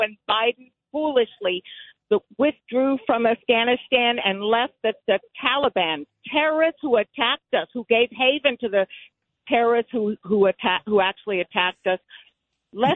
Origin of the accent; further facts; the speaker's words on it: Havana, Cuba; moved away; I was born in Havana, Cuba